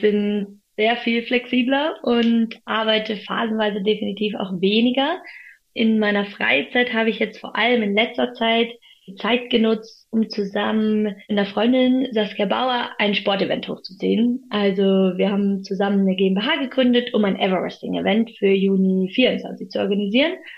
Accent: Munich, Bavaria, Germany; also born or lived in Freiburg; in meiner Heimat München

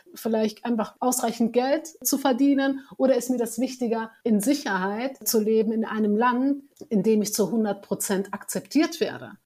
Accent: Germany; bin deutsch, ich bin hier geboren, ich bin auch marokkanisch

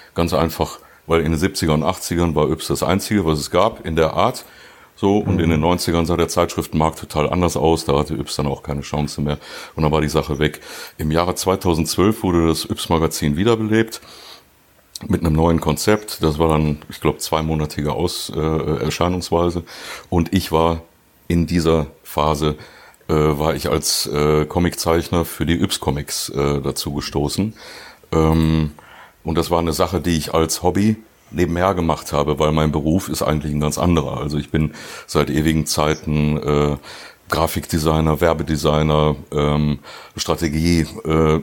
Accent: Duisburg, North Rhine-Westphalia, Germany; ich bin ja gebürtiger Duisburger

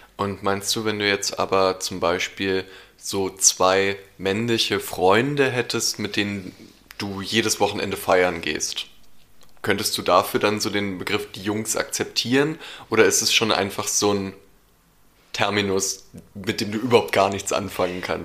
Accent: Berlin, Germany; ich bin in Berlin aufgewachsen

